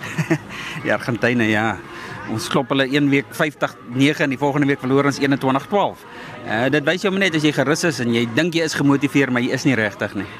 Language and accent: Afrikaans; South Africa; ons as Suid-Afrikaners